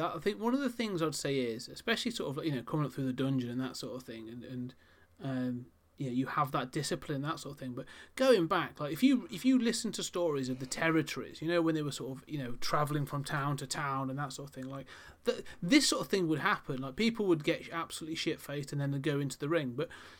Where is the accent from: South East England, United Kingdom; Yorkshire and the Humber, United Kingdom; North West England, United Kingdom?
North West England, United Kingdom; Wigan; Well, I'm from Wigan in England.